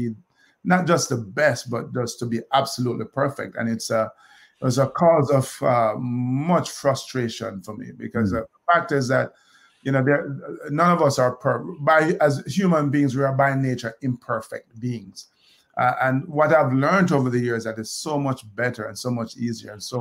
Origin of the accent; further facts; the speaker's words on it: Kingston, Jamaica; moved away as an adult; now in United States; I grew up in Olympic Gardens, Kingston